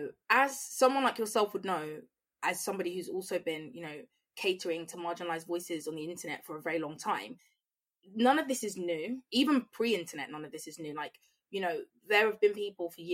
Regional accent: Croydon, London, United Kingdom; I'm from Croydon

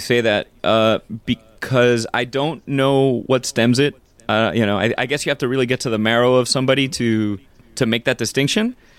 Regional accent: Miami, Florida, United States; moved away as an adult; represent my hometown

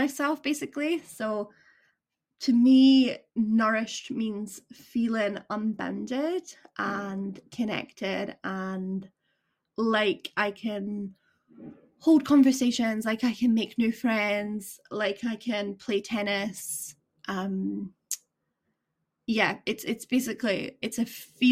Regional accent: Edinburgh, Scotland, United Kingdom; now in Aberdeen, United Kingdom; where I'm from Edinburgh area

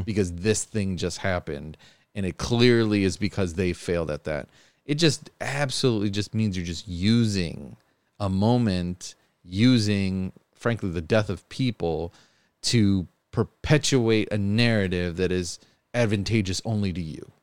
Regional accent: Buffalo, New York, United States; I've been born and raised in Buffalo my whole life

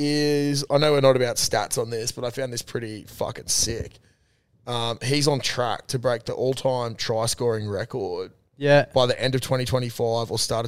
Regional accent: Queensland, Australia; As a Queenslander.

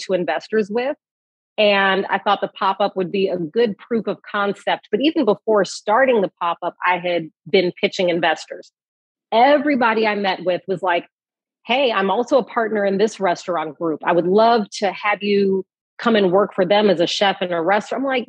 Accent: Chicago, Illinois, United States; I'm from Chicago.

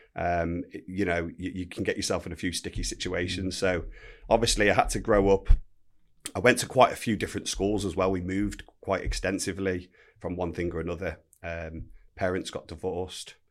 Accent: Telford, West Midlands, United Kingdom; grew up in a place called Telford, Shropshire

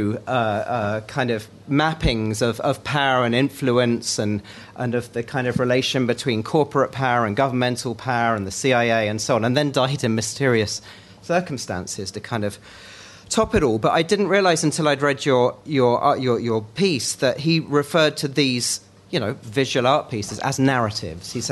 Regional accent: Greenwich, London, United Kingdom; I grew up in Greenwich, which is the center of the world

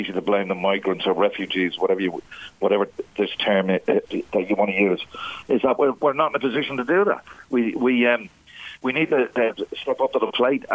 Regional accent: Ireland; being Irish

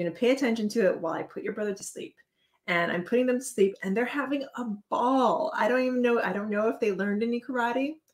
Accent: Hawaii, United States; I was born in Hawaii, I am Hawaiian

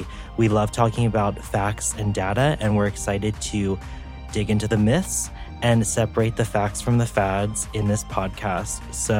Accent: Pennsylvania, United States; I'm from Pennsylvania

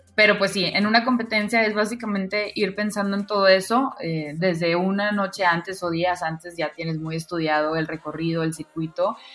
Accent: Monterrey, Nuevo León, Mexico; soy de Monterrey

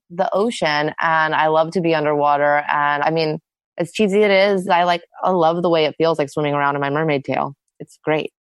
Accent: Austin, Texas, United States; I grew up in Austin

